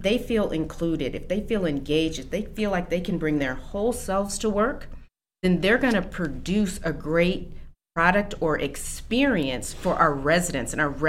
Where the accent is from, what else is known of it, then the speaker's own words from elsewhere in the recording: East Moline, Illinois, United States; moved away as an adult; also born or lived in Chicago; now in Aurora, United States; I was born in Chicago. Okay. But when I was 3, my family and I moved to the Quad Cities. So I actually was raised in East Moline, Illinois.